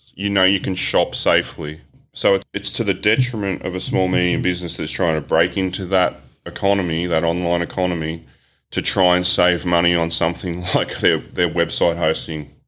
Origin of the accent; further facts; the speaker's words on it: Australia; as an Aussie